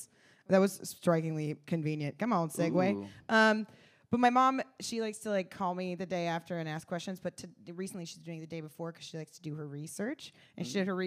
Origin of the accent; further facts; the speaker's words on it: Kansas, United States; I'm from Kansas